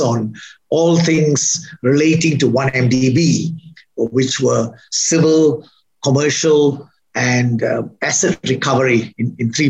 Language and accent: English; Kuala Lumpur, Malaysia; also born or lived in Manchester, England / London, England; I was born in 1952 in Kuala Lumpur, the capital city of Malaysia. And I had my schooling in Kuala Lumpur.